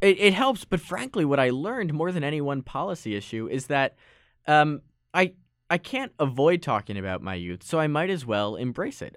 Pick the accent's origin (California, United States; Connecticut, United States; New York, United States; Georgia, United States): Connecticut, United States; Westport; in my hometown of Westport